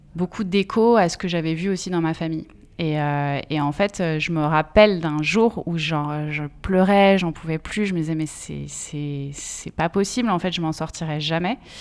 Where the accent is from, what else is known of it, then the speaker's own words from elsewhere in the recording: Essonne, Île-de-France, France; je suis née euh, dans l'Essonne